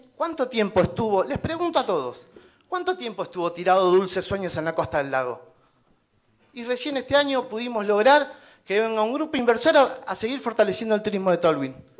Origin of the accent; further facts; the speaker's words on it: Tolhuin, Tierra del Fuego, Argentina; Soy un ciudadano de Tolwin